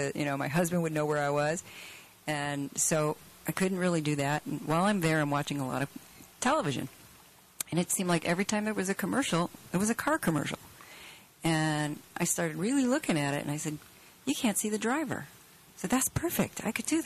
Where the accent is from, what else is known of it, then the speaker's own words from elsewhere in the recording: Rochester, United States; moved away as an adult; also born or lived in California; I'm from Rochester.